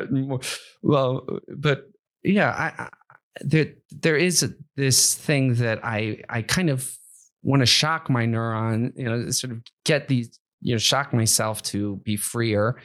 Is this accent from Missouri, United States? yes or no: no; Akron, Ohio, United States; I'm from the Midwest. I'm from Akron, Ohio